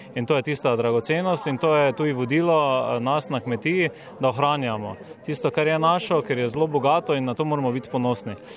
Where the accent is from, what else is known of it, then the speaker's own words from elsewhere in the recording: Slovenia; Slovenci smo tak narod